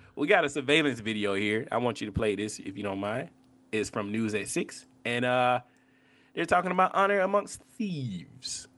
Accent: the Bible Belt, United States; I'm from the Bible Belt.

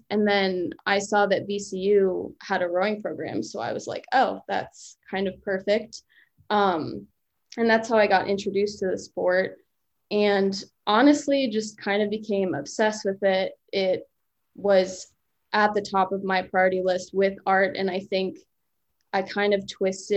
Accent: Reston, Virginia, United States; I grew up in Reston, Virginia, which is in Fairfax County, like 2 hours away

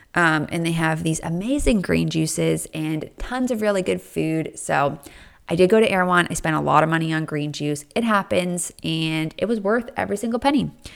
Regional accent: East Coast, United States; I grew up on the East Coast

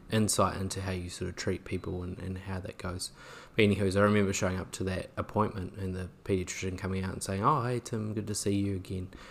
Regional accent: New Zealand; maybe being a Kiwi

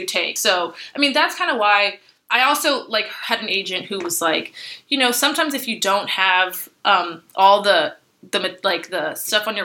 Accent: Los Angeles, California, United States; growing up in Los Angeles

